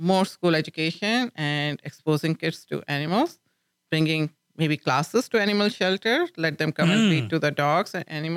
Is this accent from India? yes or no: yes; India; moved away as an adult; now in Lubbock, United States; when I was growing up in India